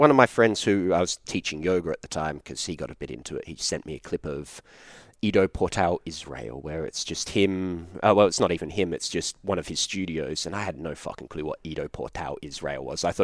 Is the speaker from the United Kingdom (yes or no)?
no; Australia; Yeah, yeah I'm Australian.